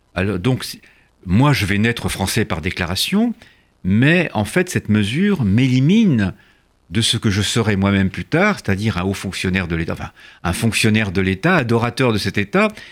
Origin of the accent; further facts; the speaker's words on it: France; also born or lived in Sénac, near Tarbes (hidden as a child); je suis français de déclaration